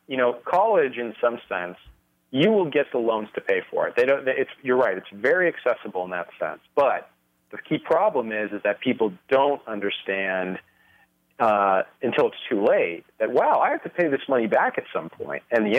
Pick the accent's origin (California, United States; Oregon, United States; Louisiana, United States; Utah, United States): California, United States; No, I was born and raised in California